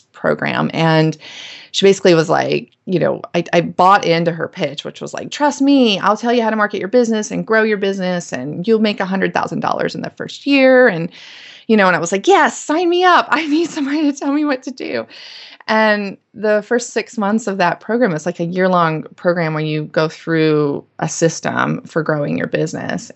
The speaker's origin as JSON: {"language": "English", "town": "Winston-Salem", "region": "North Carolina", "country": "United States", "tie": "born or raised there", "said": "I grew up in North Carolina, in Winston-Salem"}